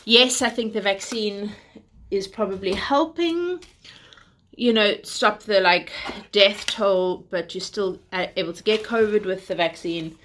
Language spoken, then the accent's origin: English; South Africa; also born or lived in United Kingdom; now in London, United Kingdom; we are South African / British who live in London